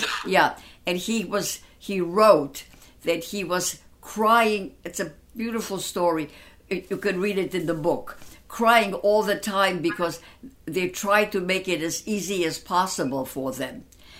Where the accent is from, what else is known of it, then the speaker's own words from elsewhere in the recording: Gdynia, Pomeranian Voivodeship, Poland; born there; also born or lived in Danzig; But I was born in a Polish section called Gdynia. And from there, we went back to our hometown when the war started in 1940.